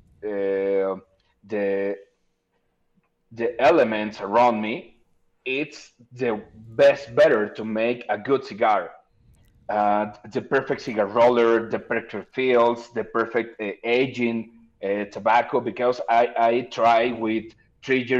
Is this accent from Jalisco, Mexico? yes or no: yes; Guadalajara, Jalisco, Mexico; I'm from Guadalajara, Jalisco, the land of tequila